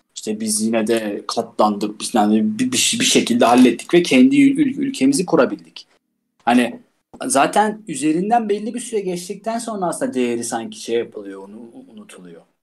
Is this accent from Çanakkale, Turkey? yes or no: no; Istanbul, Turkey; moved away; Ben doğup büyüdüğüm şehir olmasına rağmen mesela her gittiğimde İstanbul'a çıldırıyorum yani.